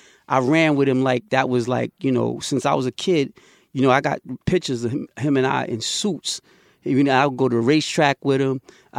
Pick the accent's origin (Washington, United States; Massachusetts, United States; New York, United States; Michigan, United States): New York, United States; Queens; the time I grew up in Queens was, we were like the birth of that commercialization